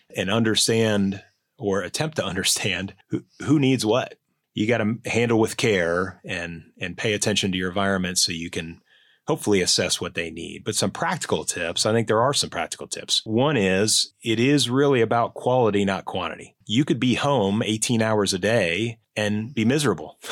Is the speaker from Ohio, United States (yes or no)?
yes; Cincinnati, Ohio, United States; moved away; I'm a native Ohioan, so any Buckeyes out there, I share that lineage with you. I was born and raised in Cincinnati, Ohio, back before electricity